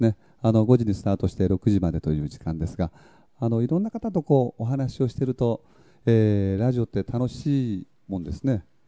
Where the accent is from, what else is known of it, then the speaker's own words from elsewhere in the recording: a hamlet on Tokunoshima, Kagoshima, Japan; 私の出身であります、阿言集落